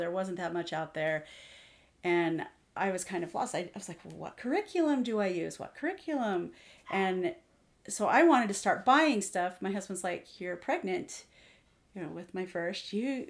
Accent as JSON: {"language": "English", "region": "Missouri", "country": "United States", "lives_now": "Washington, United States", "said": "So I moved out here to Washington from Missouri."}